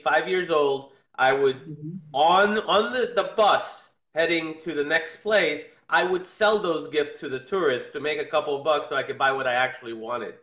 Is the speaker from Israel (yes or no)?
yes; Israel; now in Miami, United States; my background is I'm originally from Israel, and my dad was a tour guide, and I used to go on tours with him